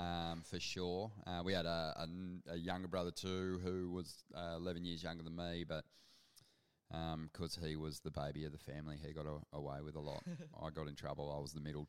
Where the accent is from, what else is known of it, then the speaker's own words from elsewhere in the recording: South Golden Beach, New South Wales, Australia; Originally I grew up on the north coast of New South Wales in a little town, or an area actually, South Golden Beach, New Brighton. That was where I spent my childhood